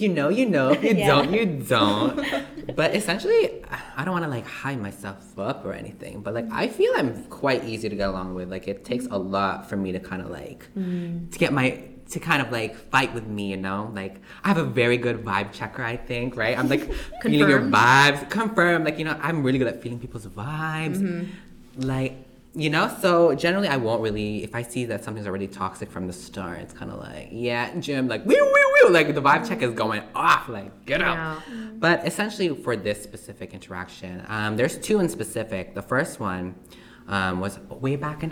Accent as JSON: {"language": "English", "country": "Canada", "said": "I'm also a Canadian, Filipino Canadian to be exact"}